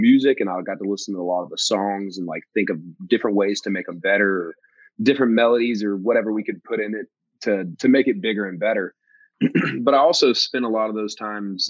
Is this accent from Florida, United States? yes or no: no; Georgia, United States; moved away as an adult; now in Nashville, United States; my hometown in Georgia